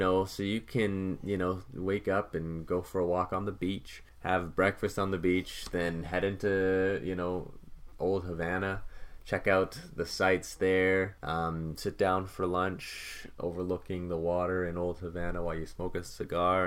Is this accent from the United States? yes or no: no; Canada; as a Canadian